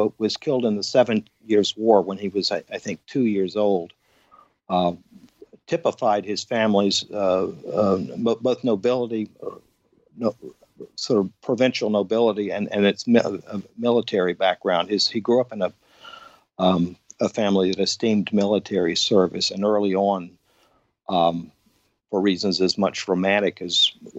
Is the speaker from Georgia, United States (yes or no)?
yes; Atlanta, Georgia, United States; also born or lived in Savannah / San Francisco / New York City / Paris; Well, I'm from Atlanta, where I'm living now. But I was living in places like Savannah and San Francisco and New York City and Paris and Berkeley. And then I moved back to my hometown in the late 80s